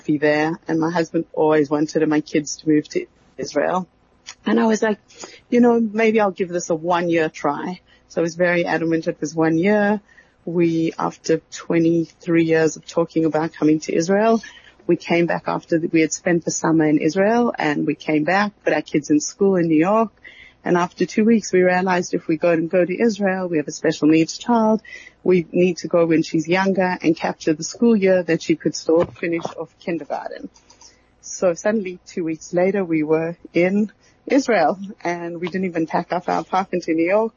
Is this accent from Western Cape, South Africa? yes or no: no; Johannesburg, Gauteng, South Africa; moved away; I grew up in Glen Hazel, in the heart of the Jewish ghetto of Johannesburg